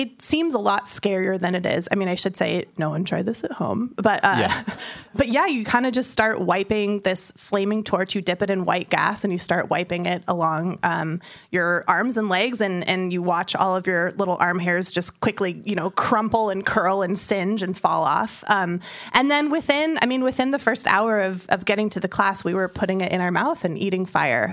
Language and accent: English; San Francisco, California, United States; I'm from San Francisco and in the Bay Area